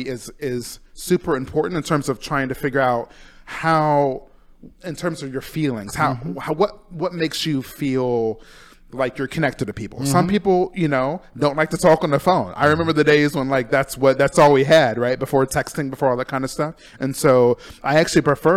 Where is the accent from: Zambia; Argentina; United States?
United States; Urbancrest, Ohio; born or raised there; moved away as an adult; also born or lived in Auburn, California / Columbus, Ohio; now in Palm Springs, United States